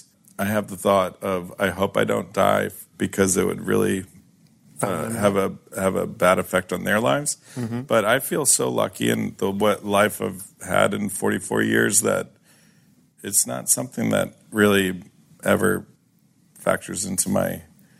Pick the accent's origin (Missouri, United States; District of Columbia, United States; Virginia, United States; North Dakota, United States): District of Columbia, United States; Washington; I grew up in Washington, D.C.